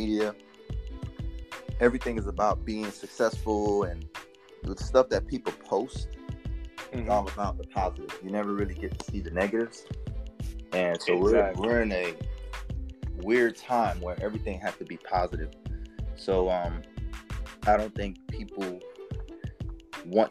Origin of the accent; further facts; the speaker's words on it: Riviera Beach, Florida, United States; moved away as an adult; also born or lived in Haiti (ancestry); now in Washington State, United States; I'm from Riviera Beach, Florida